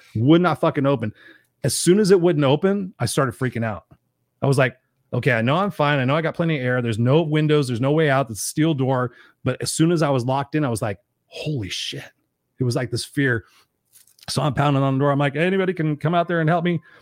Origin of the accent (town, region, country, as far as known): Southern California, United States